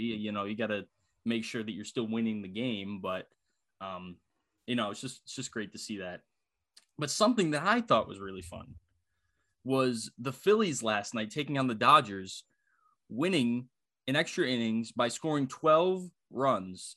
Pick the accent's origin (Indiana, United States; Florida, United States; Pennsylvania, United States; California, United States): Pennsylvania, United States; Philadelphia; moved away; happy to be home, happy to see, happy to see my hometown friends